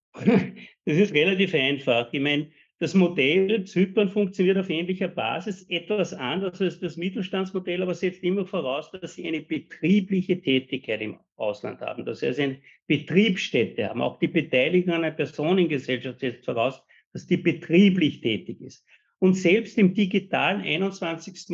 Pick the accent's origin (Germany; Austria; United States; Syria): Austria; uns als Österreicher